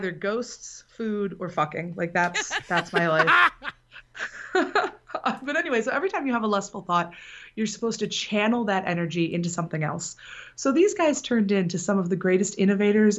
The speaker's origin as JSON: {"language": "English", "town": "Benton Harbor", "region": "Michigan", "country": "United States", "tie": "born or raised there", "said": "I am from Benton Harbor, Michigan, which is in the southwest corner of the state."}